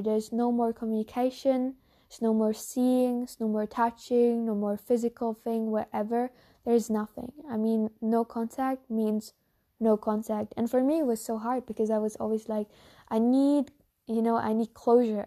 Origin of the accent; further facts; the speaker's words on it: Germany; first language German; English is a second language; I'm no native English speaker, but I'm a German speaker. I'm from Germany